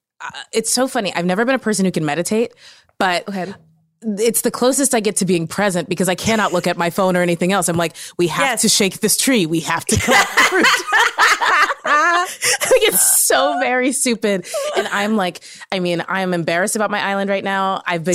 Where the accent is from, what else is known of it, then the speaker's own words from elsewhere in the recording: Kentucky, United States; I'm from Kentucky. This is a purely symbolic vote.